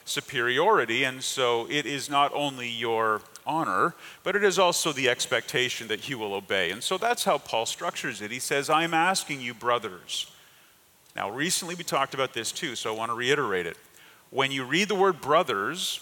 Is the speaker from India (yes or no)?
no; Canada; moved away; I grew up in Canada